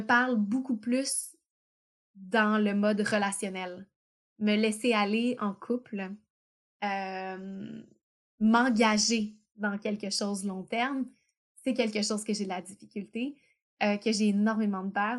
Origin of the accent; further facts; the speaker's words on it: Quebec, Canada; on a la chance d'être québécois, donc on a une langue séparée. On n'est pas juste canadien, on est québécois